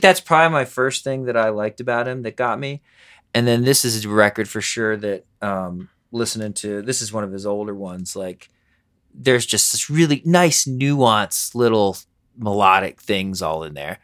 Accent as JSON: {"language": "English", "town": "Harrisburg", "region": "Pennsylvania", "country": "United States", "tie": "born or raised there", "also_born_or_lived": "New York", "moved": "yes", "lives_now": "Denver, United States", "said": "that's in Pennsylvania where I grew up"}